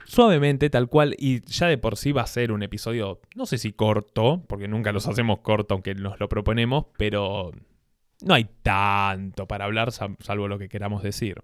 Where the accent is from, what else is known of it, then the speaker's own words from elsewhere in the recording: Argentina; quiero vivir solo en mi país, quiero vivir solo en Argentina